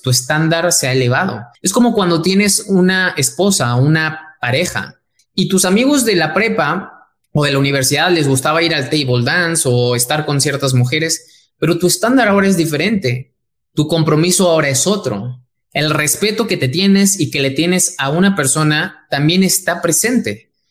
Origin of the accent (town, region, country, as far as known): Mexico